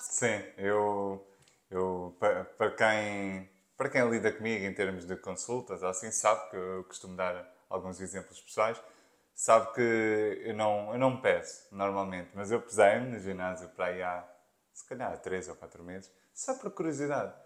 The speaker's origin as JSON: {"language": "Portuguese", "area": "Margem Sul", "region": "Lisbon metropolitan area", "country": "Portugal", "tie": "born or raised there", "said": "azeitão é perto da zona onde eu, onde eu nasci, eu sou da Margem Sul"}